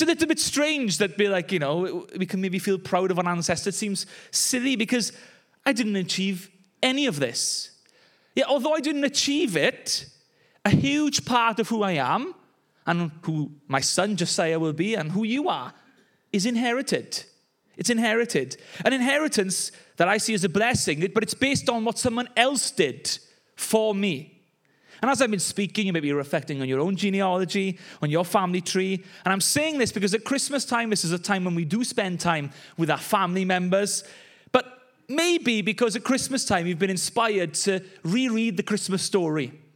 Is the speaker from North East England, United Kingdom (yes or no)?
no; Wales, United Kingdom; I grew up in the Welsh cold and rain